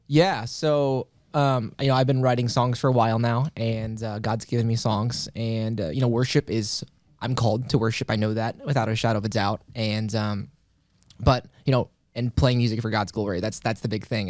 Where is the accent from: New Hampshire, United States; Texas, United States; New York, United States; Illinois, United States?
Illinois, United States; Carbondale; born and raised Carbondale, Illinois. So that been pretty much been there my whole life